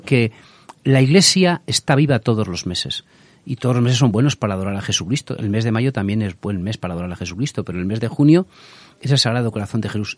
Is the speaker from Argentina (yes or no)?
no; Torrecilla de la Orden, Castile and León, Spain; en mi pueblo, en Torrecilla la Orden, en Valladolid